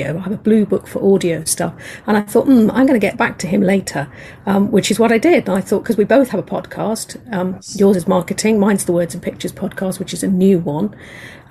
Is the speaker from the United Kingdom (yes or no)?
yes; England, United Kingdom; accent: English; I'm an English lady, as you can hear from my accent